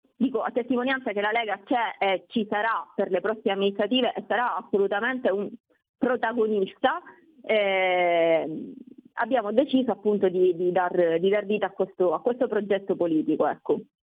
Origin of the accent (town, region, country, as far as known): Palermo, Sicily, Italy